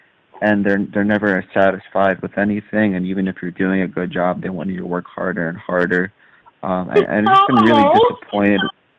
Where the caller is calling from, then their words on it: San Diego, California, United States; I'm calling from San Diego, California.